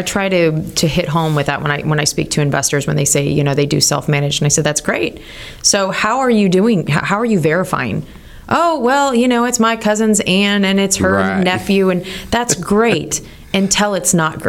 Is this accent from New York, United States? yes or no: no; California, United States; I'm from California